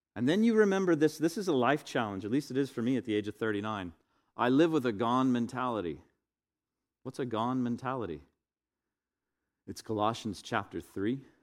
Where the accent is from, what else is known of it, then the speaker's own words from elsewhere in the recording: Northwest Florida, United States; to be a white Caucasian male in the twentieth, twenty-first century growing up in Northwest Florida